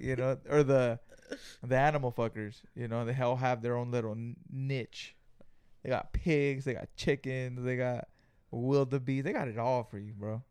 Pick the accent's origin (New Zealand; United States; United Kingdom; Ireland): United States; Greenfield, California; we're from Greenfield, California